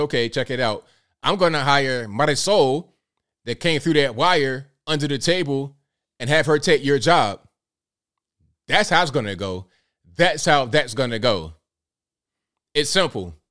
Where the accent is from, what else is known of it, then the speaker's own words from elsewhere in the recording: Virginia, United States; Virginia, my home state